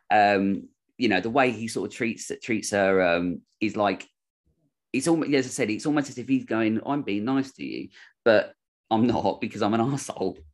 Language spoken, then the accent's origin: English; United Kingdom; I'm British